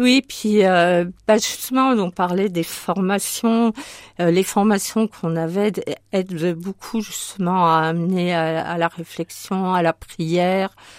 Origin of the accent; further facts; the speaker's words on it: Sochaux, Bourgogne-Franche-Comté, France; moved away as an adult; also born or lived in Yvelines / Haute-Marne; now in Marne, France; je suis née dans les Yvelines, mais j'y ai vécu que jusqu'à l'âge de 3 ans. Et ensuite, mais, euh, mon père est ingénieur dans l'automobile, donc il est parti à Sochaux chez Peugeot, euh, dans le Doubs